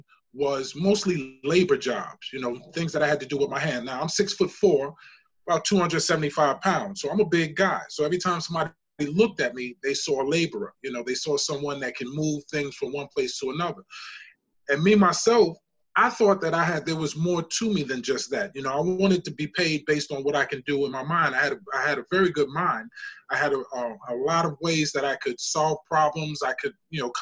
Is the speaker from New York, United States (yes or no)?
yes; New York City, New York, United States; I'm originally from the Bronx, South Bronx, 167th and College Avenue.